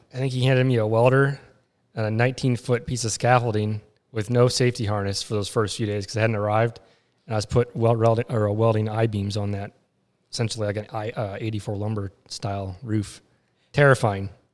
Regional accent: West Virginia, United States; from West Virginia

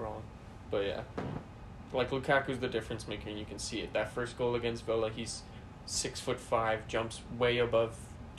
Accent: Ireland; because I'm Irish.

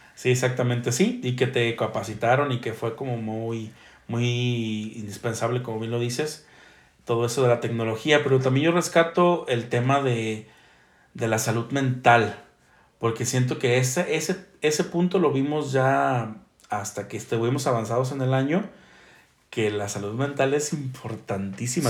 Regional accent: Mexico; como buen mexicano

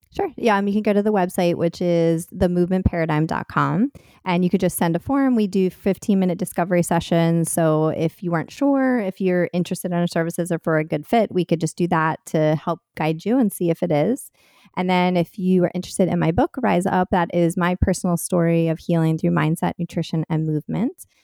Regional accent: Delaware, United States; now in Philadelphia area, United States; I grew up in Delaware

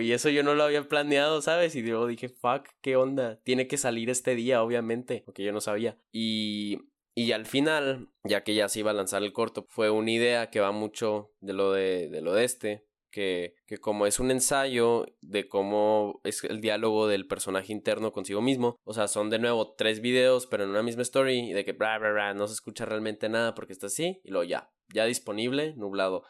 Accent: Chihuahua, Mexico; es aquí donde estoy, en donde, de donde vengo

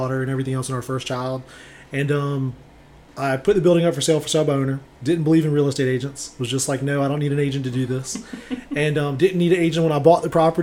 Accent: Savannah, Georgia, United States; I'm born and raised in Savannah.

